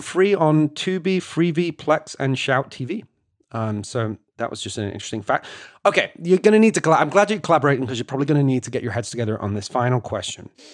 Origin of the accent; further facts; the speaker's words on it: United Kingdom; moved away as an adult; now in United States; a Brit who's been living here for, for ten years